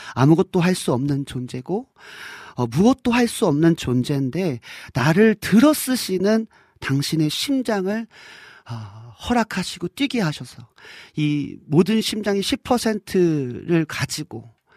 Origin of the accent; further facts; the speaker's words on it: Hwacheon, Gangwon, South Korea; moved away; 저는 뭐 강원도 화천군 하남면 원천리 산반에 살았던 완전 시골뜨 완전 완전 시골뜨기였거든요